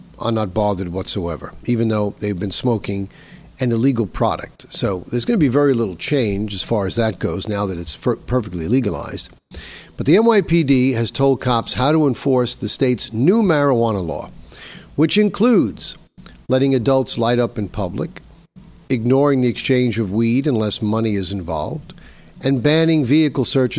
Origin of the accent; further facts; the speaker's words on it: New York, United States; here in my home state of New York